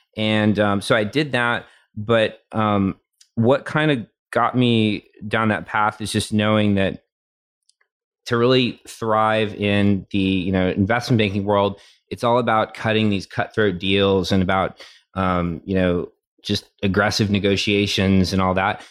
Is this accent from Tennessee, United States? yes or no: yes; Tennessee, United States; moved away as an adult; I grew up in Tennessee.